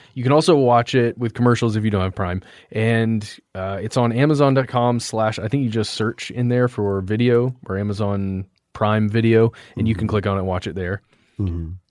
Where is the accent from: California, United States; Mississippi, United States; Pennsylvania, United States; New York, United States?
Pennsylvania, United States; I'm originally from Western Pennsylvania, not far from Kecksburg, and we would often call this backwoods part of the state Pennsyltucky because of its similarity to Kentucky.